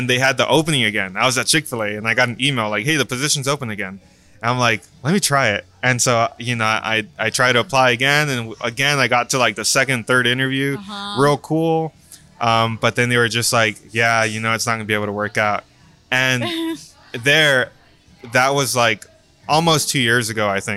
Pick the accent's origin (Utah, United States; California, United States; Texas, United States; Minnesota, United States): Texas, United States; Brownsville; moved away as an adult; now in San Antonio, United States; back in my hometown in Brownsville